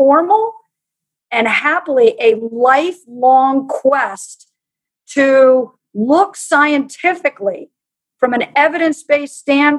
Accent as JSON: {"language": "English", "country": "United States", "tie": "born or raised there", "said": "I grew up in Amish country"}